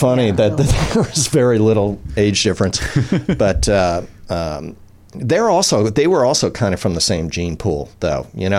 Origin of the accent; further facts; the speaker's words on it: New York City, New York, United States; because I was growing up in New York City.